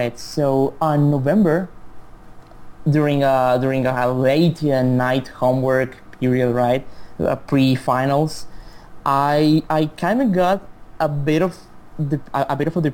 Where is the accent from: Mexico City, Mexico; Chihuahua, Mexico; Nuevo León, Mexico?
Chihuahua, Mexico; English is a second language; my hometown is called Chihuahua, like the dog.